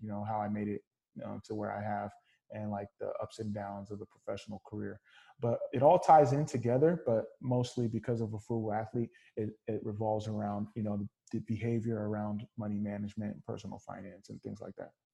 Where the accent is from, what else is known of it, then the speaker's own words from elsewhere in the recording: California, United States; I grew up first generation Nigerian American, uh, born and raised in California